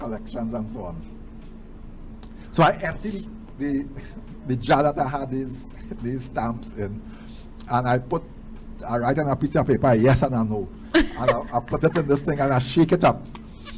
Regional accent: St. Augustine, Trinidad & Tobago; also born or lived in Arima, Trinidad and Tobago; We moved from Arima, where we were living. We came to live in St. Augustine, right on St. John Street there.

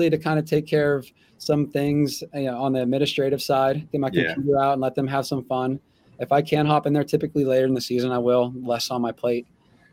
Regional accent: Freedom, Pennsylvania, United States; moved away; also born or lived in Titusville, Pennsylvania; I'm from Freedom, but I actually graduated from Titusville, a Northwest school out of the D10

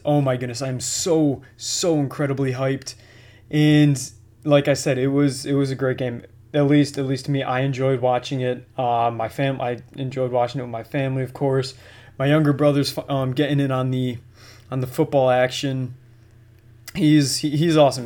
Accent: Buffalo, New York, United States; born and raised in Buffalo

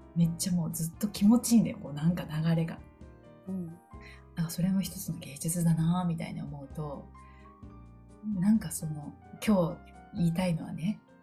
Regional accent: Kan'onji, Kagawa, Japan; moved away; 私は香川県観音寺市に生まれて観音寺市の魚屋さんのおじいちゃんとあの水戸用のあの農家のおじいちゃんおばあちゃんのところですごい自然の恵みを豊かに育ってうん、育ててもらった

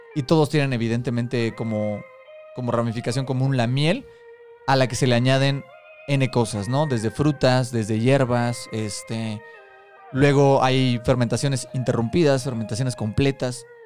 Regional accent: Mexico City, Mexico; Somos tres amigos chilangos

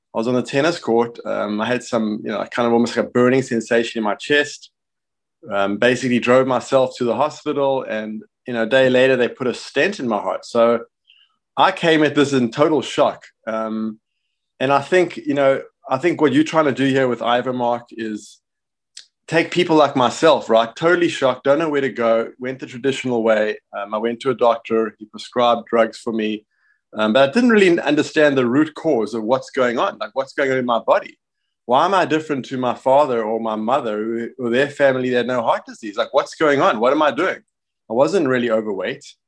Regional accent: Johannesburg, Gauteng, South Africa; now in United States; I'm South African, uh, born in Johannesburg, and, uh, I live in the States

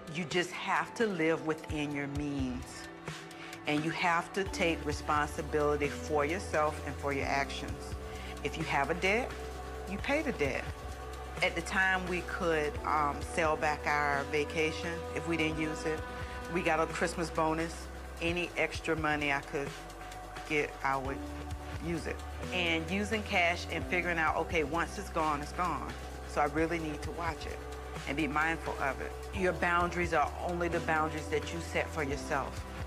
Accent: St. Petersburg, Florida, United States; I was born and raised here in Saint Petersburg, Florida

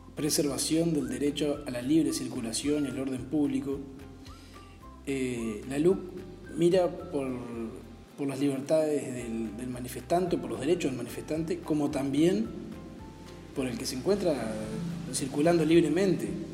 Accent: Uruguay

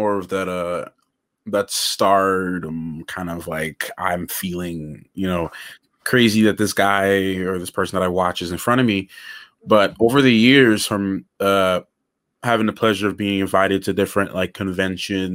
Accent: Grenada; I was born in Grenada

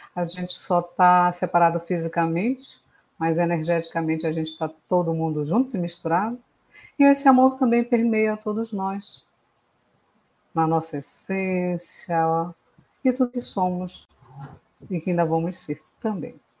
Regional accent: Belém, Pará, Brazil; Eu sou de Belém do Pará

